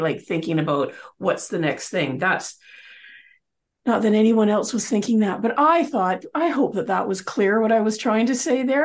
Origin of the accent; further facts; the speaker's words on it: Canada; we're both Canadian